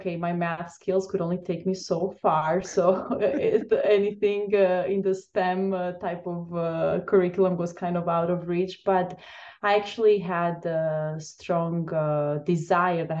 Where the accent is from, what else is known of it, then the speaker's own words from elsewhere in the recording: Crete, Greece; moved away as an adult; also born or lived in Albania / Chicago, United States; now in Seattle, United States; So originally, I am from Albania, Eastern Europe. I was born there and I was raised in the beautiful island of Crete, Greece.